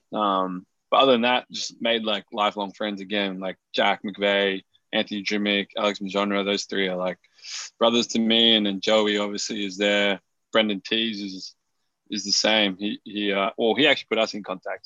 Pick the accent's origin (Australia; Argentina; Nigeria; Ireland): Australia; Melbourne, Victoria; moved away; Melbourne. Like even though it's my hometown, I feel like I never got enough love growing up playing